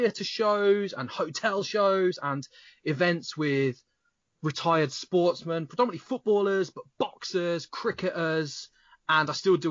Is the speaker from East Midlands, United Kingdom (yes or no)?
yes; Kettering, East Midlands, United Kingdom; I am from a town called Kettering in Northamptonshire